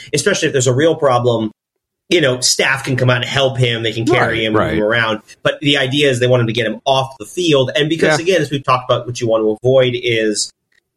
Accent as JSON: {"language": "English", "country": "United States", "said": "As an American"}